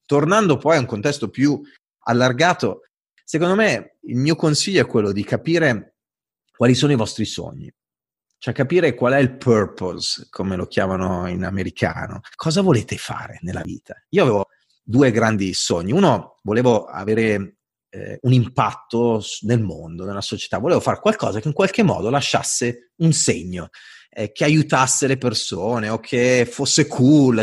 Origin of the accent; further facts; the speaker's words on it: Italy; accent: Italian; sono italiano, ho l'accento italiano